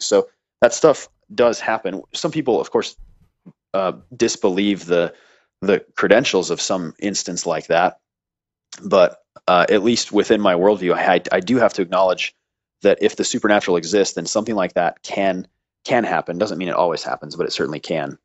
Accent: United States; I was born in America

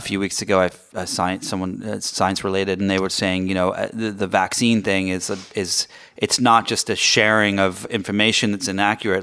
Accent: England, United Kingdom; now in United States; I grew up in England

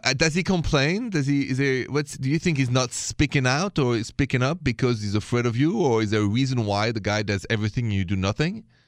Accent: France; accent: French; My accent is French.

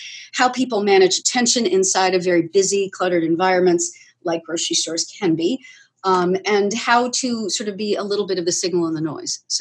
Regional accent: Aruba; moved away; I was born in Aruba and had a really story-like childhood there. I will say, growing up on a desert island is a lot of fun.

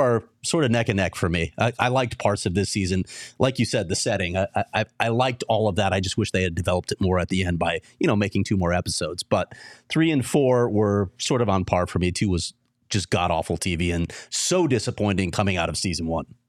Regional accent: Chicago, Illinois, United States; now in Arizona, United States; I'm, I'm born and raised in Chicago.

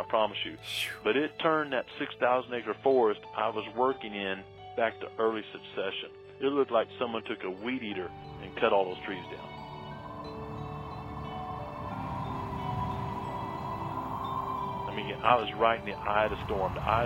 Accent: Missouri, United States; I'm from Missouri

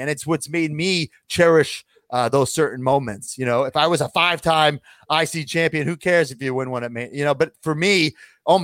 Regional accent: Long Island, New York, United States; my hometown, Long Island

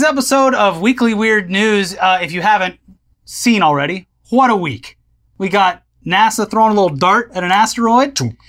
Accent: New Jersey, United States; I'm not supposed to do this? I'm from New Jersey. I don't know any better.

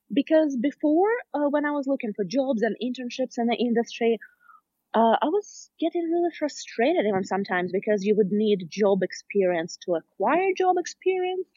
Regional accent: Smolensk, Smolensk Oblast, Russia; moved away as an adult; now in San Francisco, United States; originally, I'm from Russia, Smolensk

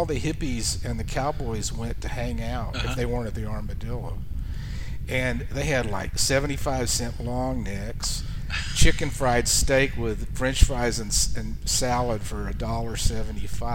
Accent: Fort Worth, Texas, United States; moved away as an adult; also born or lived in Denton, Texas / Nashville, Tennessee / Austin, Texas; I grew up in Fort Worth

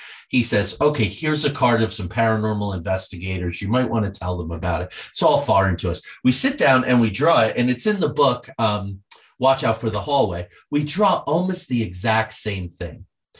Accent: New Jersey, United States; I grew up in the Pine Barrens. I used to ride my bike back there, home of the Jersey Devil.

